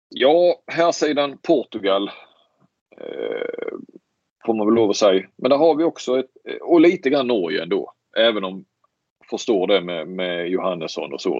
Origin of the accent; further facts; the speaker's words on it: Sweden; som svensk